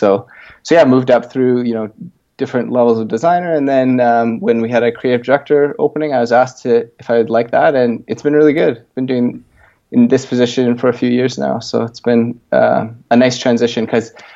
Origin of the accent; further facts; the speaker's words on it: Edmonton, Alberta, Canada; also born or lived in Toronto, Ontario; Originally was born in Ontario in Toronto and moved out to Edmonton, Alberta when I was a kid